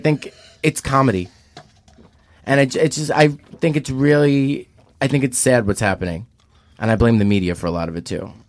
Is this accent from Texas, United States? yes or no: no; New York City, New York, United States; now in Los Angeles, United States; I'm from Staten Island. Staten Island is very pro-Trump.